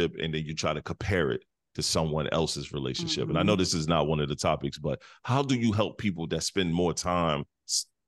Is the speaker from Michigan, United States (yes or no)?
yes; Detroit, Michigan, United States; also born or lived in South Carolina; now in North Carolina, United States; I'm from Midwest. I'm from Detroit. So I moved to a country, small South Carolina town. And totally as soon as I graduated high school, I got up out of there